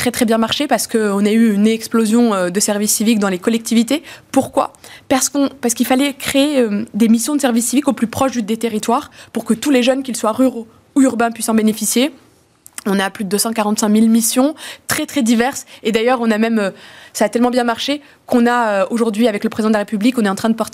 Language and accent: French; Morocco; deux parents sont nés au Maroc et, j'ai grandi, moi je suis née dans le et mais j'ai grandi en plus au Maroc, donc avec cette double culture que notre pays voit comme une richesse.